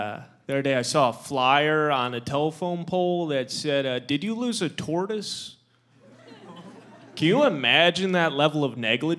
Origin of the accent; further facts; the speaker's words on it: Midwest, United States; I'm from the Midwest